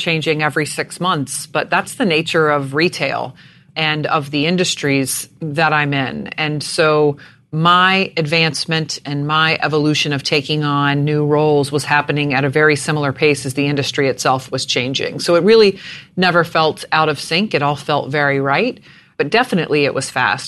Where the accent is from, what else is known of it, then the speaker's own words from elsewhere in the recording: Jacksonville, Florida, United States; I was born in Jacksonville, Florida